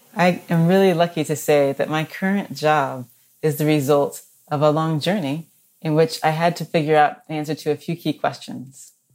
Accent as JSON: {"language": "English", "town": "Orlando", "region": "Florida", "country": "United States", "tie": "born or raised there", "moved": "yes", "said": "I grew up in Orlando"}